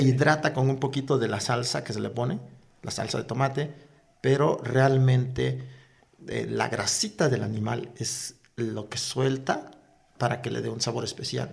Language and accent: Spanish; Chicapa de Castro, Oaxaca, Mexico; moved away; la playa de mi pueblo, en donde íbamos a recoger la sal, a levantar la sal, a cosechar la sal, y también íbamos a pescar, pero con una particularidad, con un viento exagerado. Justo ah, cuando desemboca ese viento al mar. Ahí es donde, donde yo nací